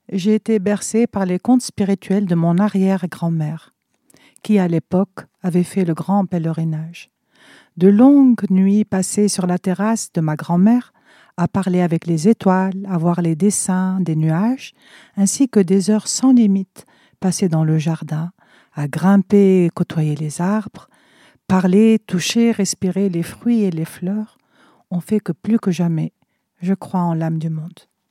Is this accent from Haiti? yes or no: no; Tunisia; moved away as an adult; now in Rennes, France; Je suis née en Tunisie en 1961 et je suis actuellement artiste peintre en France, à Rennes, où je vis depuis plus de 30 ans.